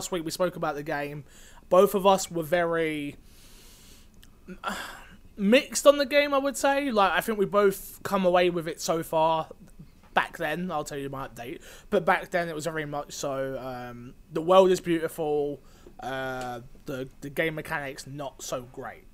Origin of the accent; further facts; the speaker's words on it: England, United Kingdom; I'm English